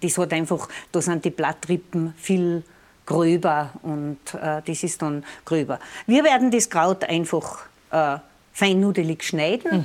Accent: Lungau, Salzburg, Austria; bei uns im Lungau ist zu Jakobi braucht, dass man die Leute auf den Almen, die Almleit besucht.

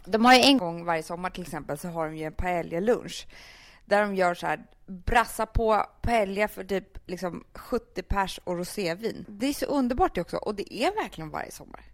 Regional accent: Sweden; also born or lived in Rio de Janeiro, Brazil; vi svenskar

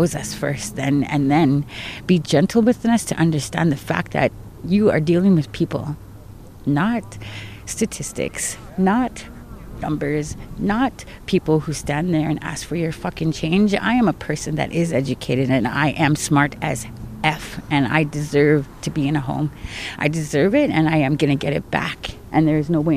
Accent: Lloydminster, Alberta, Canada; also born or lived in Onion Lake; now in Edmonton, Canada; where I was raised in Lloydminster with my mom as a single parent

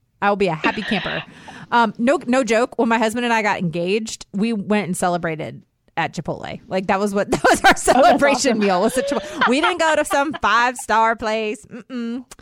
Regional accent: Virginia, United States; I was born and raised in Virginia

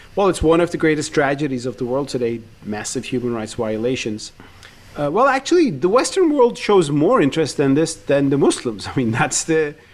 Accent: Turkey; I grew up in Turkey with the Uyghur cause.

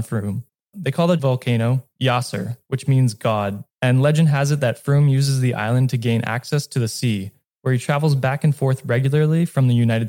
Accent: Canada; I'm Canadian

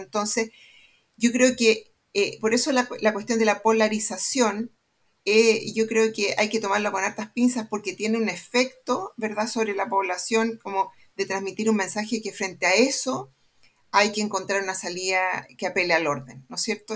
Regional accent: Santiago, Santiago Metropolitan, Chile; estudié en el Manuel de Salas

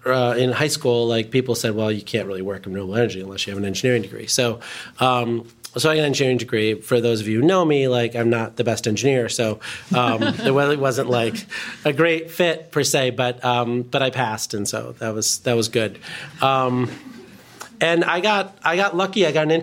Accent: Chicago Ridge, Illinois, United States; also born or lived in India; we grew up in Chicago Ridge, where my dad was doing his residency

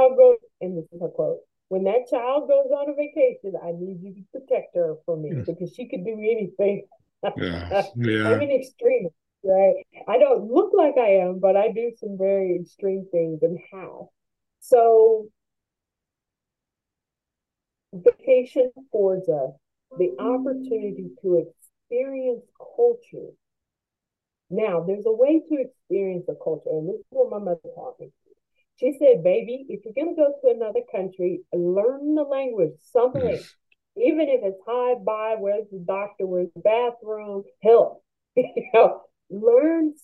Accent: United States; I'm American

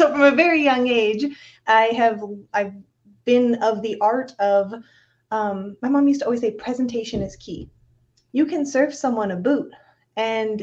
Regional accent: Vista, California, United States; I hail from Vista, California. I was fortunate enough to have been brought up in the North County, San Diego suburban lifestyle.

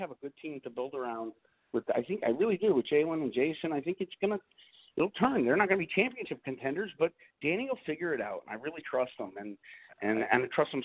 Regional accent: Pennsylvania, United States; also born or lived in Boston area; now in Boston, United States; I come from Pennsylvania

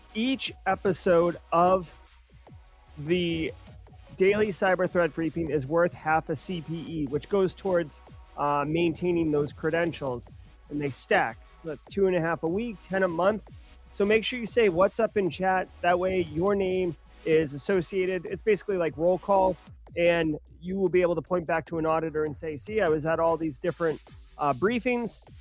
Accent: Boston, Massachusetts, United States; I am from Boston, uh, so, like, I have Massachusetts upbringings

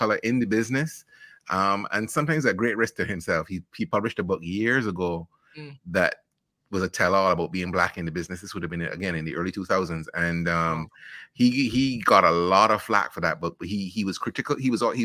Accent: Saint Michael, Barbados; also born or lived in Bristol, England; now in United States; And then I went back to Barbados before I was a year old. So I rep Barbados really as the place where I come from.

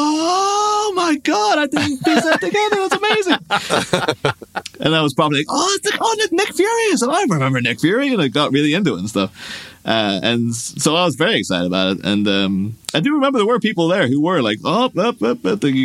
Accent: Ireland; my hometown in Ireland

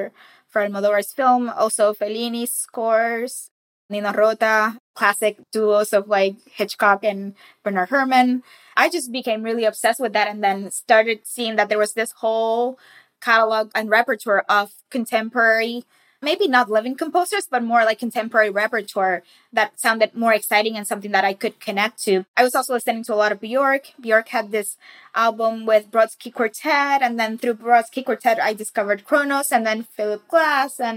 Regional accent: Carolina, Puerto Rico; I grew up in Carolina, which is also the birthplace of reggaeton.

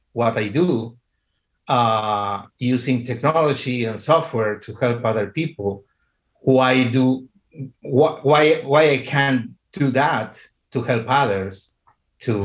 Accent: Argentina; At this moment, I live in Argentina. I am from Argentina.

